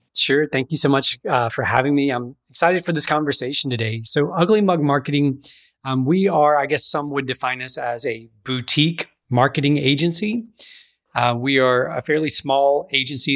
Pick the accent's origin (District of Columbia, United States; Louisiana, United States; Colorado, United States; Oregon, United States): Louisiana, United States; Pineville; I grew up in Alexandria, uh, Louisiana area, actually across the river in a town called Pineville